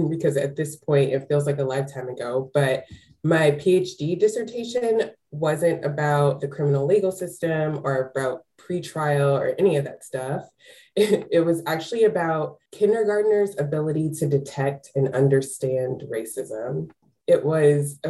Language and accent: English; Texas, United States; I started doing this work as an advocate in my home state of Texas